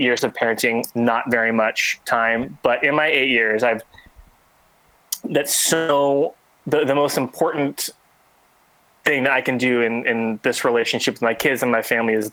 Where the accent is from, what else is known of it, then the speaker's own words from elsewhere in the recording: Texas, United States; moved away; also born or lived in San Diego area, California / Sacramento, California; I was born in Texas. And so I was kind of raised in really that Bible Belt area and that culture.